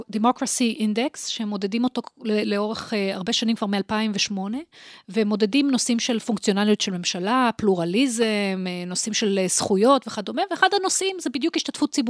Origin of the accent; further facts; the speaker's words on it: Holon, Tel Aviv District, Israel; אז אני נולדתי בתל אביב, חולון בעצם, בחולון. הוריי הגיעו מלבנון וסוריה. אה, וגדלתי אה, בחולון של שנות ה-70 וה-80, חגגתי לא מזמן 50 אפילו